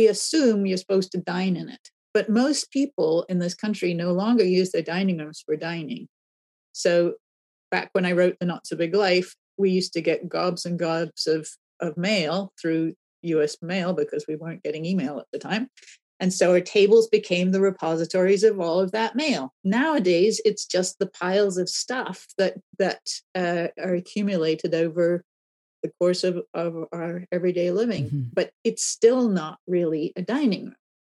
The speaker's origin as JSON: {"language": "English", "region": "England", "country": "United Kingdom", "tie": "born or raised there", "moved": "as an adult", "lives_now": "California, United States", "said": "I grew up in England where at the time that I left in the 1970s"}